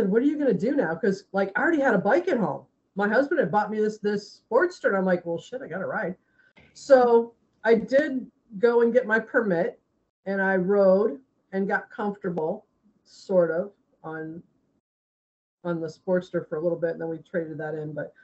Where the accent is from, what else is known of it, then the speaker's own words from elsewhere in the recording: Ohio, United States; moved away as an adult; now in Largo, United States; originally I'm from Ohio